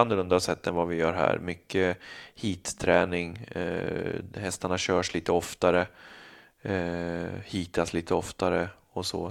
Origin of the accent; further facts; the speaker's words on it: Stora Alby, Stockholm County, Sweden; also born or lived in Bollnäs / United States / Canada; hela min uppväxt som jag kommer ihåg är ju från Stora Alby